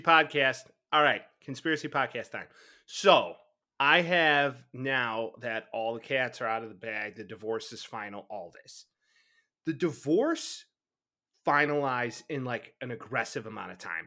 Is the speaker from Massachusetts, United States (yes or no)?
no; Chicago suburbs, Illinois, United States; growing up, of course, large Bears fan, growing up in the Chicago suburbs